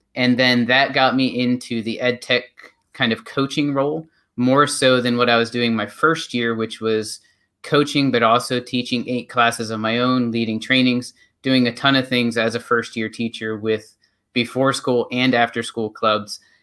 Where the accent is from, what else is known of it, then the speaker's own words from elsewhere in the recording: North Central Pennsylvania, United States; moved away as an adult; I am originally from North Central Pennsylvania